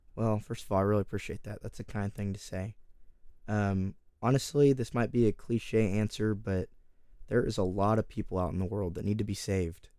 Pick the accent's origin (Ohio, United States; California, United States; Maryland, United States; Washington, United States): California, United States; Oakdale; also born or lived in Texas; I come from Oakdale, California. I'm currently out here in Texas, but I am from California.